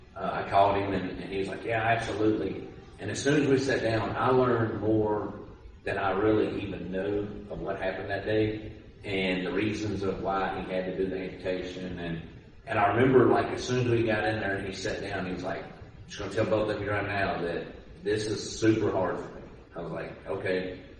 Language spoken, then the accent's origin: English; Owensboro, Kentucky, United States; my hometown